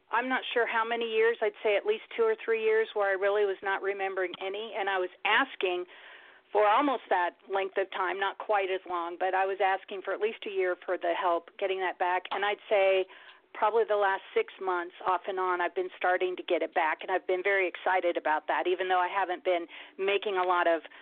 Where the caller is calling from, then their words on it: Nebraska, United States; in Nebraska.